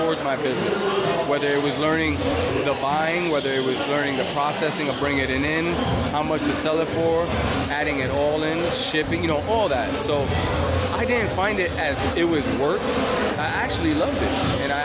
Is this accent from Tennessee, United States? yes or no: no; Bridgeport, Connecticut, United States; I'm Puerto Rican. I'm from Bridgeport, Connecticut.